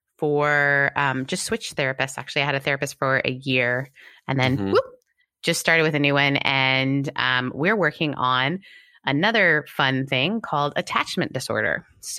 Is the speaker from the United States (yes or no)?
no; Canada; also born or lived in United Kingdom; I'm Canadian and British. We just become comedians. We don't talk about it.